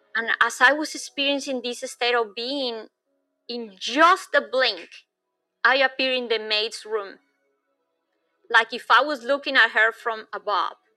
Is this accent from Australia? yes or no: no; Bogota, Bogotá Capital District, Colombia; moved away; I was born in Bogota, which is high up in the Andes